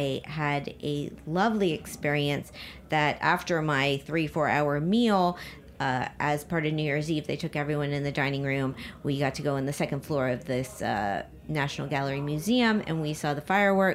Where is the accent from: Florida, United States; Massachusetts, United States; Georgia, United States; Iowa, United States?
Florida, United States; Miami; moved away; I'm from Miami